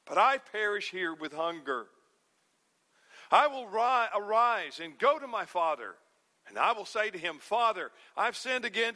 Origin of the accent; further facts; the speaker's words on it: North Alabama, United States; When I was a boy growing up in North Alabama